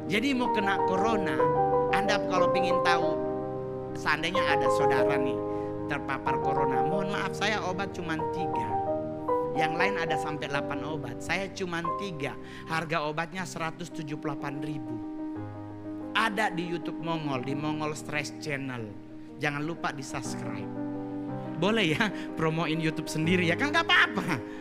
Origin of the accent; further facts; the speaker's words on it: Manado, North Sulawesi, Indonesia; kadang-kadang kita orang Manado kalau makan babi kecap babi kecap dulu ditaruh di bawah baru di atas nasi